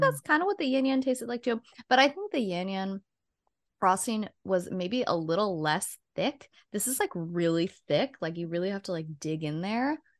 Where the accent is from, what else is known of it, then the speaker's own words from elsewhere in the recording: Redding, California, United States; in my hometown that we used to go to a lot, shout out Sailing Boat in Redding, California